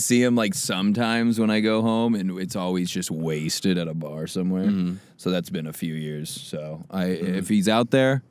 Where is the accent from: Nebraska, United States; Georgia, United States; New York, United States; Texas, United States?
Nebraska, United States; We grew up in Nebraska.